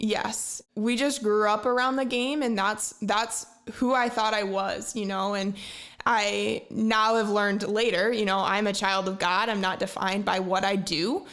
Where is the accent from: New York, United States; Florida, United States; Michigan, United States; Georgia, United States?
Michigan, United States; Fruitport; I grew up in Ferrisburg, Michigan, uh, just north of Grand Haven